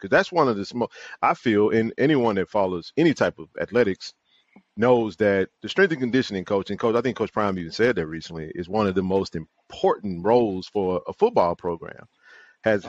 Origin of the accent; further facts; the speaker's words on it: Jackson, Mississippi, United States; JSU lifers, born and raised in Jackson, Mississippi.